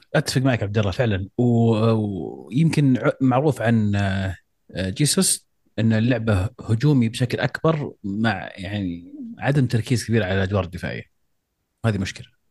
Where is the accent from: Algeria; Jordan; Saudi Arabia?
Saudi Arabia; احنا كسعوديين